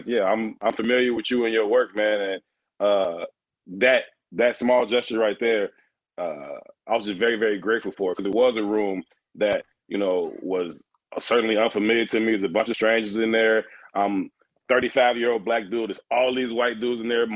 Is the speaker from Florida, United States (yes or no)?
no; Chicago, Illinois, United States; being a Chicago kid, born and raised on the South Side